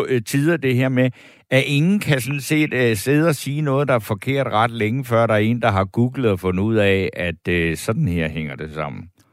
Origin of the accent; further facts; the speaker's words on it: Funen, Southern Denmark, Denmark; jeg er vokset op i Ense, det er heller ikke så langt derfra